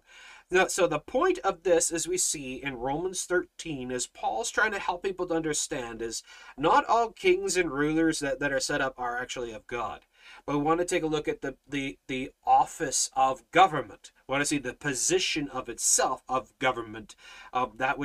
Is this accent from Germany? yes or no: no; Canada